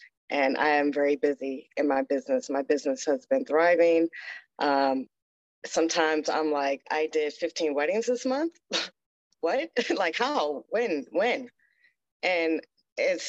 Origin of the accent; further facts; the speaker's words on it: Baltimore, Maryland, United States; also born or lived in Hawaii / California; now in Las Vegas, United States; I'm from Maryland, Baltimore, Maryland. I left there and moved to Hawaii.